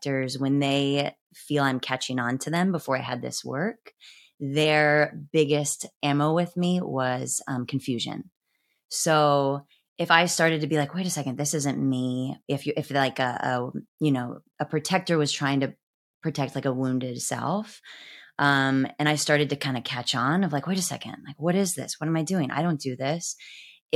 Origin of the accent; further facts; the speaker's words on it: Midwest, United States; I was from the Midwest